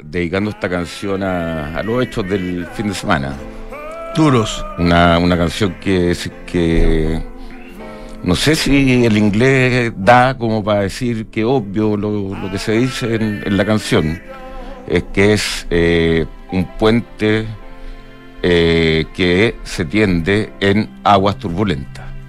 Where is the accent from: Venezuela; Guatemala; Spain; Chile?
Chile; nosotros como chilenos